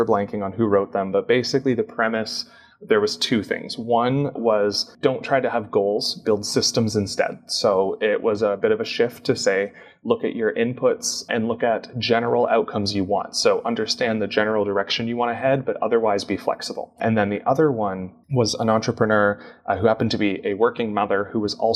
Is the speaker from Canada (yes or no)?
yes; Canada; I'm Canadian.